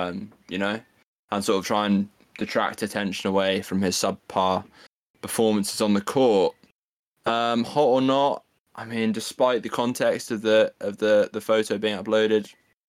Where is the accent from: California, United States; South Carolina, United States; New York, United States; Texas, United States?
New York, United States; New York City; You know I'm taking my hometown boys, the Knicks.